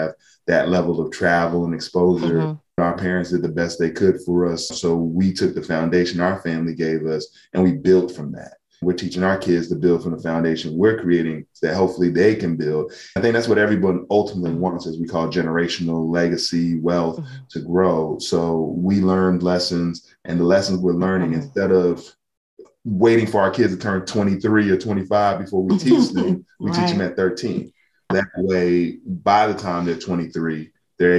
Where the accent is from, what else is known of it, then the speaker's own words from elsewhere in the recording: United States; growing up in America